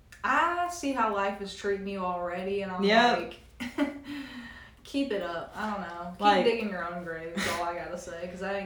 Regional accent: Tennessee, United States; to people who aren't from around here, yeah, we sound like bread.

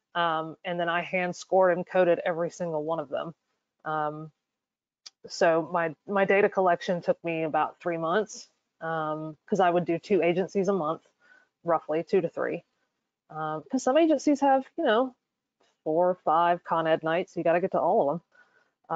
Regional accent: North Carolina, United States; my home state, which is North Carolina.

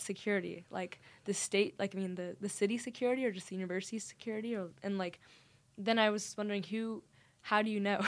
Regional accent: Dallas, Texas, United States; moved away as an adult; now in St Andrews, United Kingdom; I am from Dallas, Texas

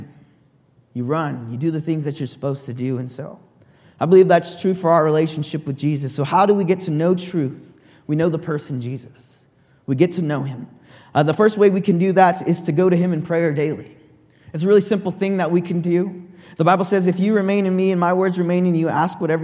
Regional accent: San Jose, California, United States; I'm from San Jose, born and raised

